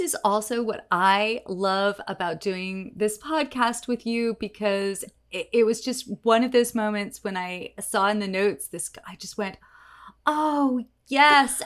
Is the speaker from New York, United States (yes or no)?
yes; New York City, New York, United States; I grew up in New York City